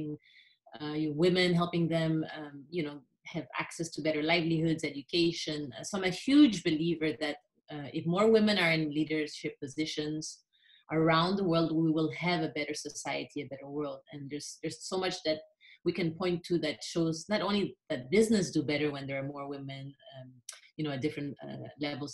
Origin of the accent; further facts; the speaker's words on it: Philippines; moved away as an adult; also born or lived in Europe / Japan; I was born in the Philippines. I grew up mostly in the Philippines, although I did grow up also partly in Europe.